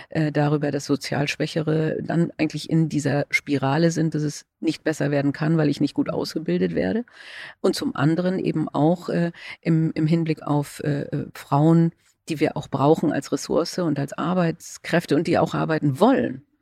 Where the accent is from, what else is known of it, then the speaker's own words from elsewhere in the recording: Schleswig-Holstein, Germany; Und äh, also ich komme ja aus Schleswig-Holstein, äh, da ging es verhältnismäßig gut